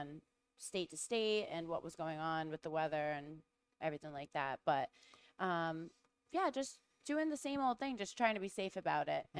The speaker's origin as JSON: {"language": "English", "region": "Rhode Island", "country": "United States", "accent": "Rhode Island", "said": "my Rhode Island accent"}